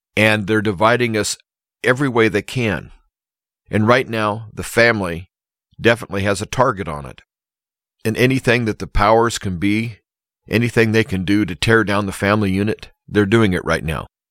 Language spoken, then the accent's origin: English; Nebraska, United States; my hometown area